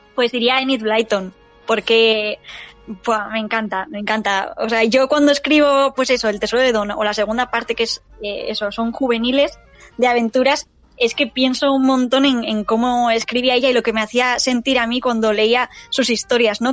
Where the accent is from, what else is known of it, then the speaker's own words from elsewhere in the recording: San Sebastián, Basque Country, Spain; soy de San Sebastián